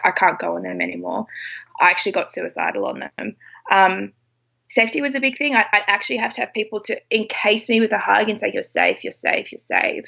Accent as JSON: {"language": "English", "country": "Australia", "said": "I'm Australian"}